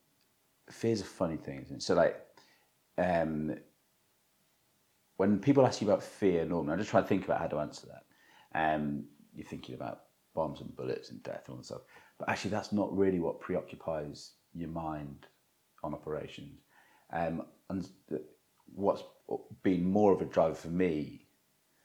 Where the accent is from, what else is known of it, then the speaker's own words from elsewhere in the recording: Cornwall, South West England, United Kingdom; moved away as an adult; I was a very sheltered 18-year-old, you know, growing up in Cornwall